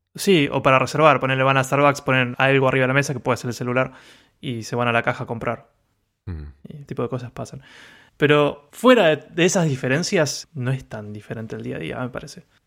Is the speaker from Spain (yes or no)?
no; Argentina; now in Japan; como argentino